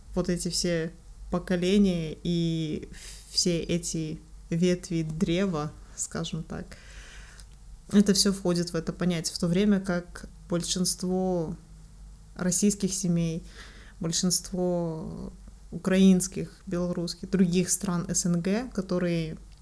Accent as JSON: {"language": "Russian", "country": "Kazakhstan", "said": "Мы все выходцы из Казахстана"}